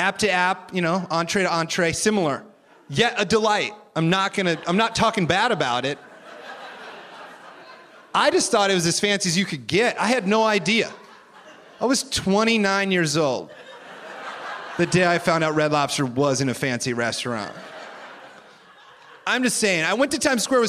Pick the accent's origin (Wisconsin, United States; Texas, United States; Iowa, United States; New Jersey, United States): Iowa, United States; I grew up in Iowa